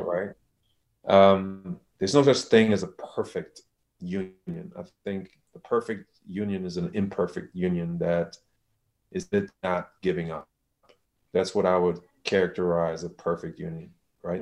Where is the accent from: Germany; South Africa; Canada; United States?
Germany; moved away; I'm from Germany.